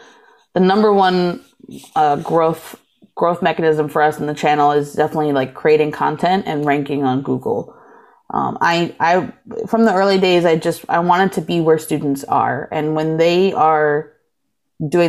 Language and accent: English; East Coast, United States; moved away as an adult; now in Milwaukee, United States; I grew up on the East Coast